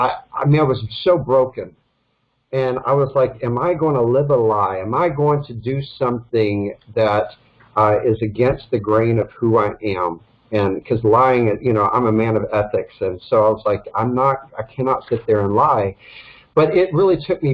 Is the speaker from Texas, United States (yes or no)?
yes; Dallas, Texas, United States; moved away as an adult; also born or lived in Los Angeles, California; I'm born and raised in Dallas, Texas.